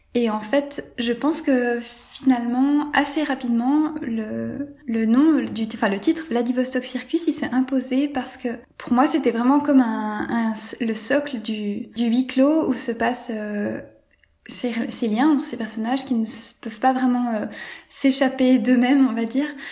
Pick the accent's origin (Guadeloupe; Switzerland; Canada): Switzerland; la ville où j'ai grandi en Suisse